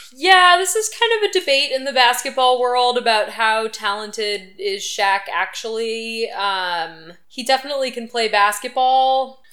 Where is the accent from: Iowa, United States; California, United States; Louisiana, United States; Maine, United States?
Louisiana, United States; Baton Rouge; I grew up in the Baton Rouge area